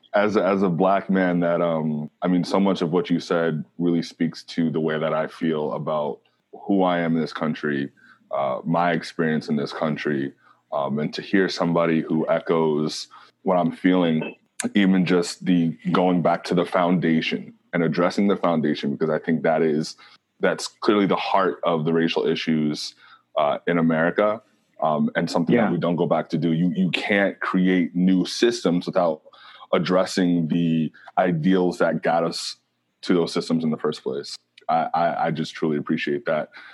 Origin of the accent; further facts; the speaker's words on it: New York City, New York, United States; As someone who grew up in Queens